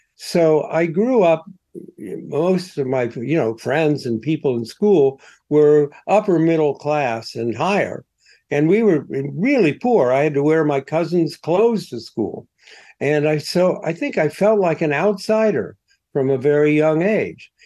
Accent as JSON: {"language": "English", "town": "Columbus", "region": "Ohio", "country": "United States", "tie": "born or raised there", "moved": "as an adult", "lives_now": "New York, United States", "said": "I came from Columbus"}